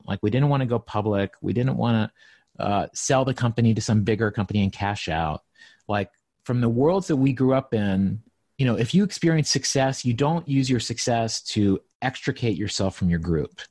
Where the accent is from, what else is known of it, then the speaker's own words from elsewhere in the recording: Appalachia, Southwest Virginia, United States; moved away; I grew up in Southwest Virginia, in Appalachia, so, like, in the mountains